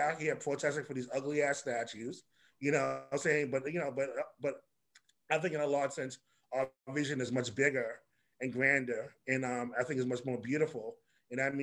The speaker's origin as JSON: {"language": "English", "town": "New York City", "region": "New York", "country": "United States", "tie": "born or raised there", "said": "when I was growing up in Harlem, I, you know, like Algier is my Harlem homeboy. I was on 155th"}